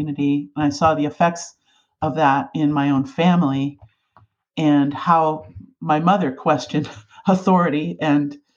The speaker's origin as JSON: {"language": "English", "town": "Dover", "region": "Ohio", "country": "United States", "tie": "born or raised there", "moved": "as an adult", "lives_now": "Alaska, United States", "said": "I grew up in a little town called Dover, Ohio, in Northeast Ohio"}